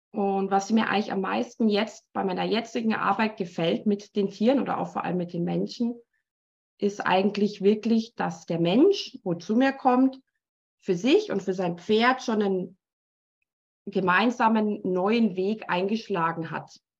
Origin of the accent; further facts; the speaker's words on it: Munich, Bavaria, Germany; accent: Bavarian; moved away as an adult; now in Switzerland; komme ursprünglich eigentlich aus München, äh, bin jetzt aber schon seit 17 Jahren in der Schweiz wohnhaft und auch tätig